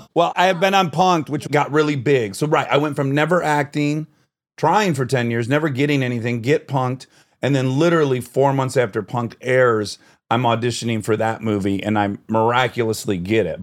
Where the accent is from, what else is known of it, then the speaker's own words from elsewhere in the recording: Detroit, Michigan, United States; I grew up in Detroit